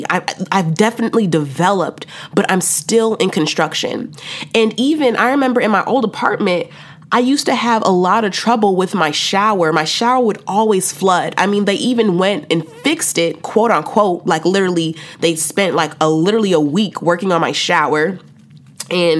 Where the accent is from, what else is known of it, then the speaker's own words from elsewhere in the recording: Chicago, Illinois, United States; moved away as an adult; now in Texas, United States; I went back home to the Shy for the summer